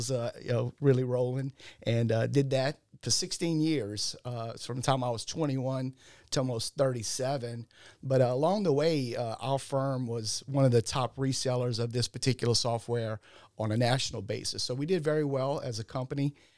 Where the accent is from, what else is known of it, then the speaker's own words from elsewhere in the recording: Louisiana, United States; Originally, I'm from the Ascension Parish, Assumption area, kind of like the Donaldsonville, Assumption Parish area, and went to school down there.